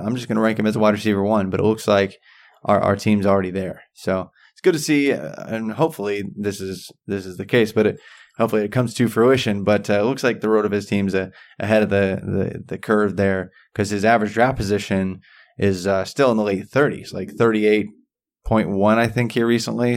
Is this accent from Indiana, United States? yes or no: yes; about 45 minutes from Santa Claus, Indiana, United States; it's about, uh, forty-five minutes away from, uh, from my hometown